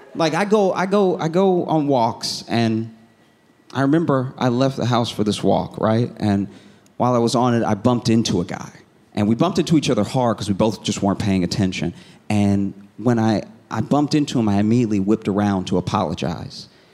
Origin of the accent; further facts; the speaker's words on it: the South, United States; I was raised in the South